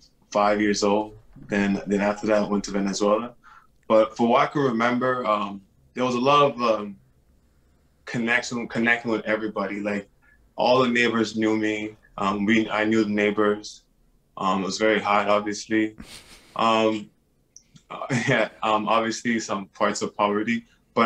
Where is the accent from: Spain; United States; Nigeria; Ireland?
Nigeria; now in Montreal, Canada; I'm originally from Nigeria, and been in Montreal for almost 20 years.